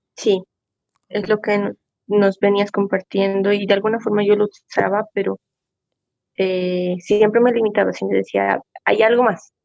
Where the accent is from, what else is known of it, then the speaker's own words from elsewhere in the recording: Coroico, La Paz, Bolivia; Me encuentro en, mi pueblito, que es Coroico